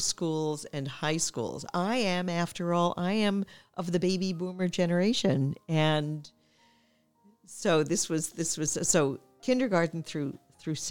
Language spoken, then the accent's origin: English; New York City, New York, United States; I grew up in New York City in an area called Washington Heights